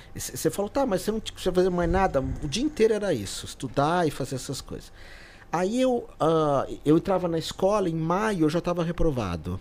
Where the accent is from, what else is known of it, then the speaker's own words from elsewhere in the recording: São Paulo, Brazil; foi tudo lá no aeroporto Sim. de Congonhas, onde eu morava. Eu nasci em Moema ali